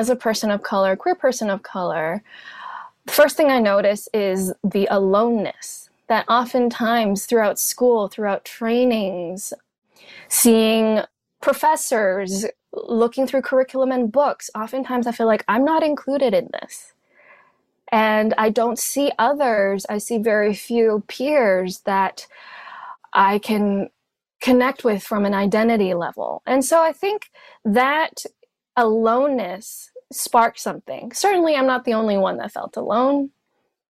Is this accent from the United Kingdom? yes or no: no; Hong Kong; first language Cantonese; English is a second language; also born or lived in Canada; now in Austin, United States; growing up in Hong Kong, an Asian body in a British colony